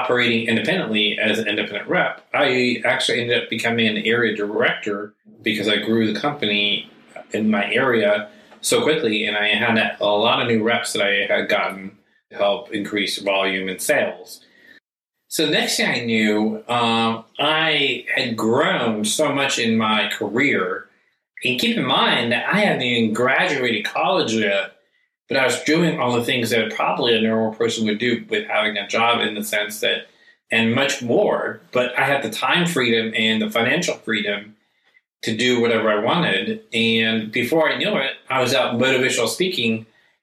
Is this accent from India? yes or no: no; United States; I was born and raised here in the United States